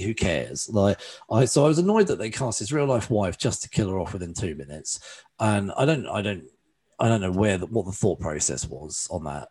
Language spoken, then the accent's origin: English; England, United Kingdom; being an Englishman